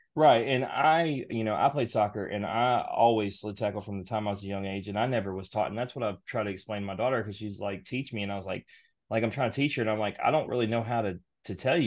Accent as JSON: {"language": "English", "town": "Memphis", "region": "Tennessee", "country": "United States", "said": "we're from Memphis area"}